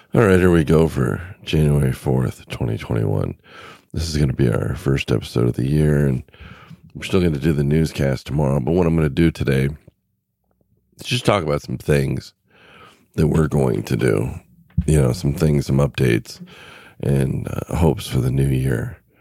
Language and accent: English; California, United States; moved away; I grew up in California